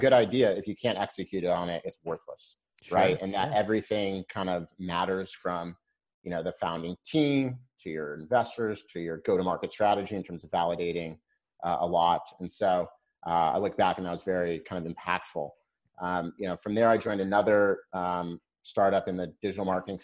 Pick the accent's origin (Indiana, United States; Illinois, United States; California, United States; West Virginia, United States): California, United States; Laguna Beach; moved away as an adult; also born or lived in Boston; I grew up in Laguna Beach